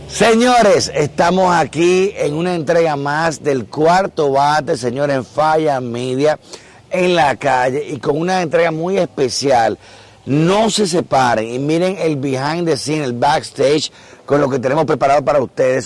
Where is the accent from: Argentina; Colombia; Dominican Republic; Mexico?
Dominican Republic; nuestra independencia fue contra Haití y nos sentimos españoles